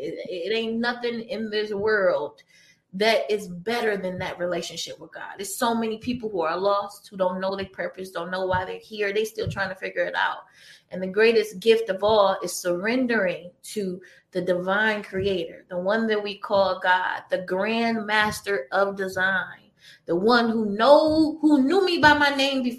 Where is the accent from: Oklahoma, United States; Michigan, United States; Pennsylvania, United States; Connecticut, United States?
Michigan, United States; Detroit; now in Santa Monica, United States; when I tell people that I came from Detroit and I moved to Santa Monica, California, one of the most beautiful places in the world, right off the beach